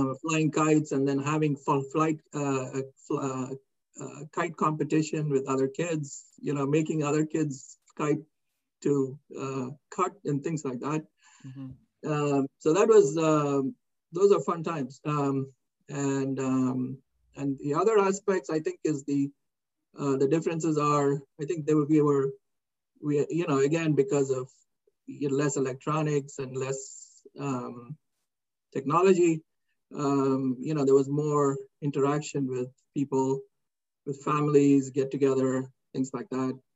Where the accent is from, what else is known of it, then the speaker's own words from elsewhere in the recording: India; moved away as an adult; now in United States; growing up in India in the 60s